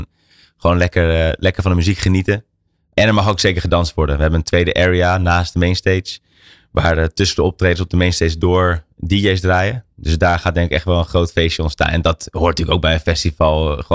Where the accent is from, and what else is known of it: Hilversum, North Holland, Netherlands; born or raised there; also born or lived in Amsterdam